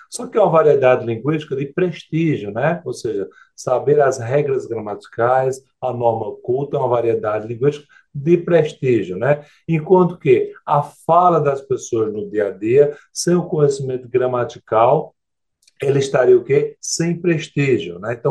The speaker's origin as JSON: {"language": "Portuguese", "region": "Northeast Region", "country": "Brazil", "said": "Eu, eu, eu, como sou sertanejo, eu vou no bagno mesmo, viu?"}